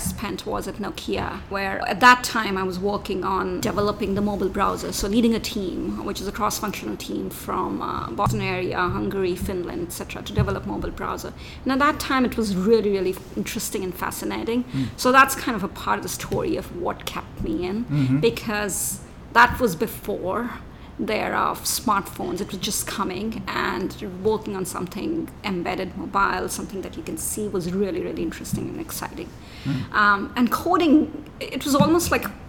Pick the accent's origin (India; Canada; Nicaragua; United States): India; moved away; I grew up in India